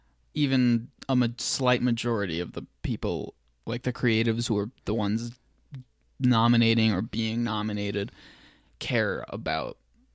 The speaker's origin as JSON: {"language": "English", "region": "Mexico City", "country": "Mexico", "tie": "born or raised there", "said": "Just trying to honor my caretaker that took care of me when I was growing up in Mexico City."}